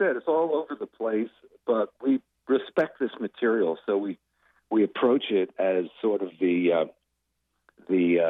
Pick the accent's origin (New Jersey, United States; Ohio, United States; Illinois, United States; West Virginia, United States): New Jersey, United States; as Jersey musicians